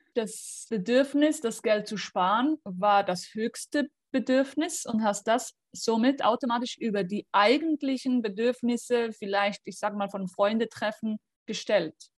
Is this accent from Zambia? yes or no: no; Switzerland; ich komme aus der Schweiz